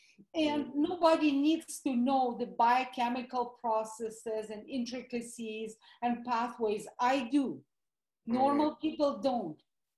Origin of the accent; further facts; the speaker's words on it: Russia; accent: Russian; English is a second language; moved away as an adult; So obviously you can hear my Russian accent. So I am an implant from the former Soviet Union. My husband calls it CCCP. So I immigrated on the verge of 1990, basically Christmas of 1989.